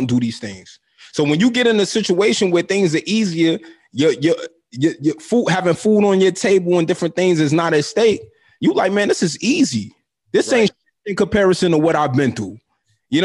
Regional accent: Brooklyn, New York, United States; growing up in Brooklyn

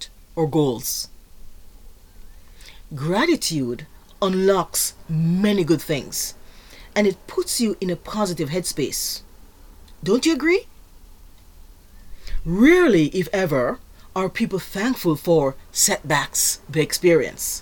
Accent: Jamaica; moved away; I am originally from Jamaica

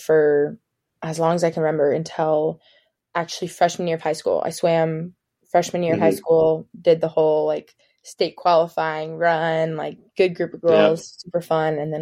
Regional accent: Kansas City, Missouri, United States; moved away as an adult; also born or lived in Stanford, California; I'm from Kansas City, Missouri. Lived here my whole life

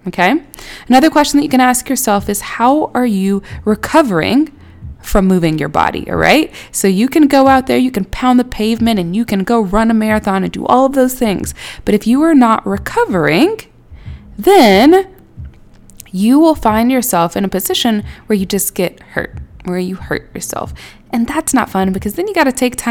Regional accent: Houston, Texas, United States; now in Atlanta, United States; I am originally from Houston. I live in Atlanta now.

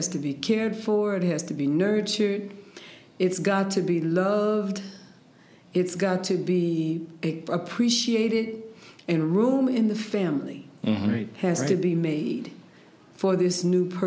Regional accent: San Francisco, California, United States; I'm from San Francisco mm-hmm. in California, and the humongous San Andreas Fault that runs mm-hmm. through the center of California. And so I was raised around earthquakes

